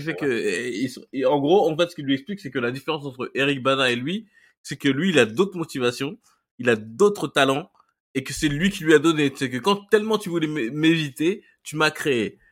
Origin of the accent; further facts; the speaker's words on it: Mali; moi, je suis malien.